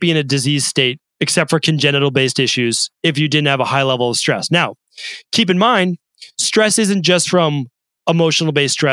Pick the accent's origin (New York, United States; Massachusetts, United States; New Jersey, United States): Massachusetts, United States; Medford; as a kid growing up in Medford, Massachusetts